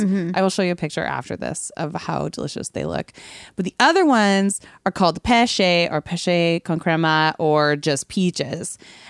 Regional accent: Trail, British Columbia, Canada; born or raised there

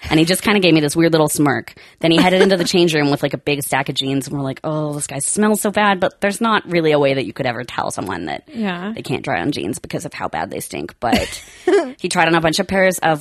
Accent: Langley, British Columbia, Canada; now in Vancouver, Canada; I grew up in the suburbs, so I'm from Langley.

